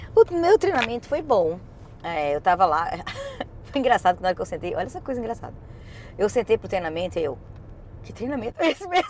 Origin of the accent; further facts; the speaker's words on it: Brazil; now in United States; a gente tem, como brasileiro